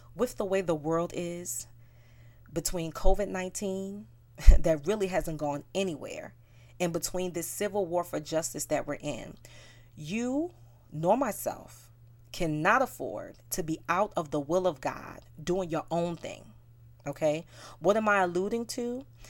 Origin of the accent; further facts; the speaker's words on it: New York City, New York, United States; I am from South Bronx, New York, and I grew up in what I believe is a melting pot